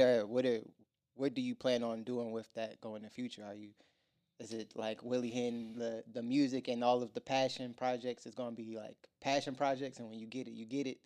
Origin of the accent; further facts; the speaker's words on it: Virginia, United States; moved away as an adult; now in Atlanta, United States; I'm from Virginia